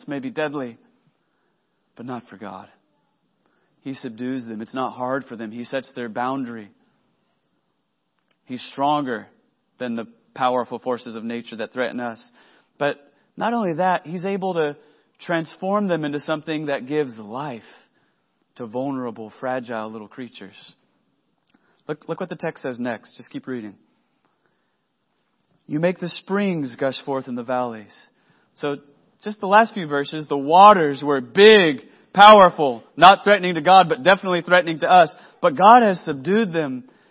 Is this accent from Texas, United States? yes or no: yes; Texas, United States; now in Oklahoma, United States; I'm from Oklahoma now. I mean, I'm a transplant from Texas, but I'm here now, friends.